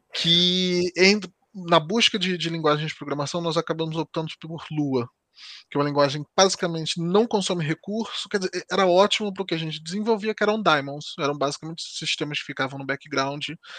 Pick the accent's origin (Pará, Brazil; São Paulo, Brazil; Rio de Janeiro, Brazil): Rio de Janeiro, Brazil; moved away as an adult; now in Portugal; eu sou do Rio de Janeiro, né? Cresci no Rio de Janeiro